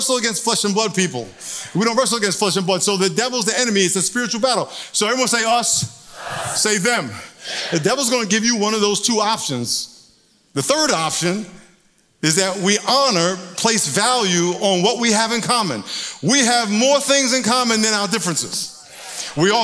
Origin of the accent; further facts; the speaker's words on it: New York, United States; now in San Diego, United States; I'm originally from New York